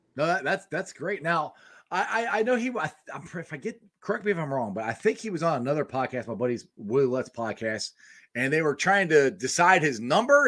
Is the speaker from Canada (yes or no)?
no; Cincinnati, Ohio, United States; also born or lived in Goldsboro, North Carolina; I was raised in Cincinnati